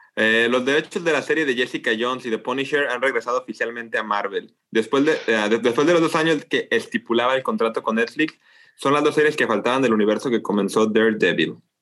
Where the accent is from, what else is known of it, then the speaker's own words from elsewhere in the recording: Mexico; nosotros somos, los mexicanos